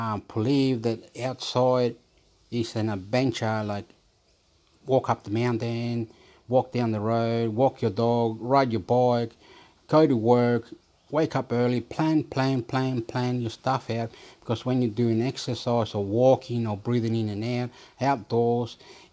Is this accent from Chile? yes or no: yes; Chile; also born or lived in Australia; I am Chilean. Soy chileno. I am Australian.